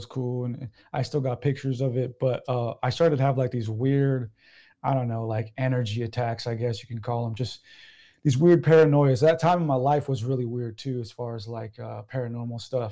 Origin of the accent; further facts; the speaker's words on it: San Diego, California, United States; I'm from San Diego